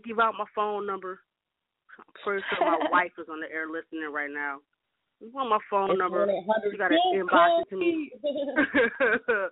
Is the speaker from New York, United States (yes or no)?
no; St. Paul, Minnesota, United States; now in Atlanta, United States; born in Minneapolis, raised in St. Paul